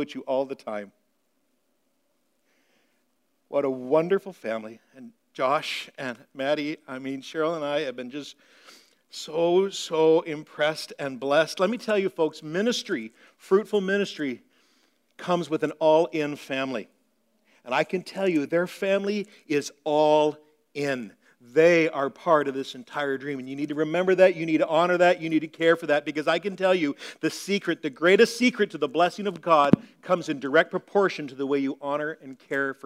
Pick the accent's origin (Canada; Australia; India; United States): Canada; Meaford, Ontario; moved away; I grew up in Meaford, Ontario, in the northern part of Ontario